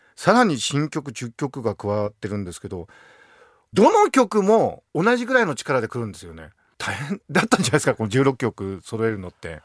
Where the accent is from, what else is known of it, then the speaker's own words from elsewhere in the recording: Akita, Japan; 同じ秋田県人として